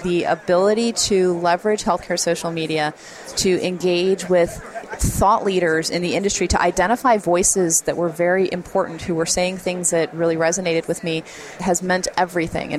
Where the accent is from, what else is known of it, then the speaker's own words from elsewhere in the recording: Jacksonville, Florida, United States; I'm this girl from Jacksonville.